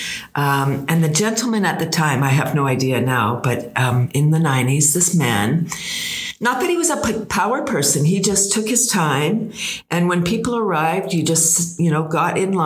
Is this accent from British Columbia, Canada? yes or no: no; Toronto, Ontario, Canada; we're from Toronto. We were from Toronto